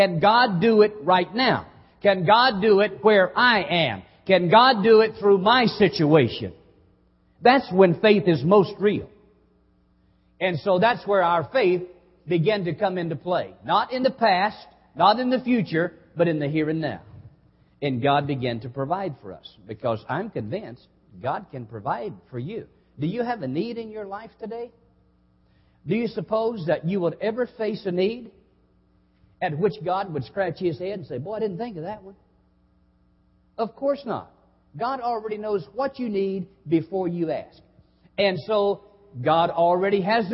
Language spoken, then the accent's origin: English; Hazard, Kentucky, United States; moved away as an adult; also born or lived in South Haven, Mississippi; now in Lynch, United States; I grew up in Hazard, some 30 miles away.